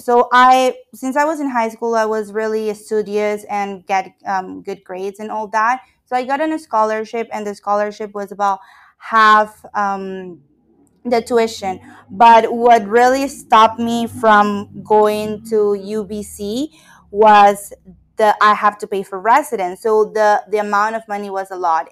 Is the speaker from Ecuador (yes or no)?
yes; Ecuador; moved away as an adult; now in Canada; I am from Ecuador, and I moved to Canada for studies